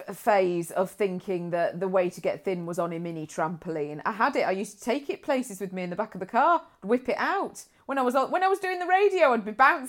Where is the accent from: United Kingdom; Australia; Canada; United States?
United Kingdom; Nuneaton, West Midlands; born there; I was born in Nuneaton.